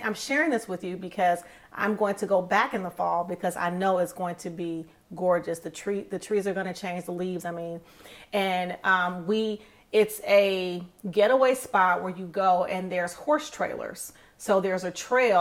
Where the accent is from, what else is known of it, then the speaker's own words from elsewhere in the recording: Michigan, United States; I'm from Michigan